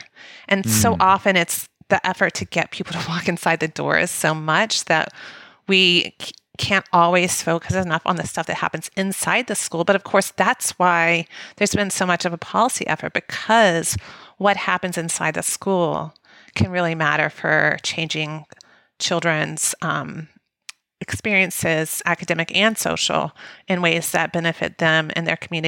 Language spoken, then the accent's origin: English; the South, United States; because of our experiences growing up in the South